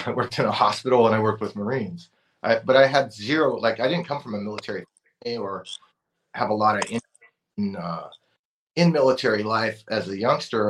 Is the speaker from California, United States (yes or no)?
yes; Oxnard, California, United States; I grew up in Oxnard, California in the 90s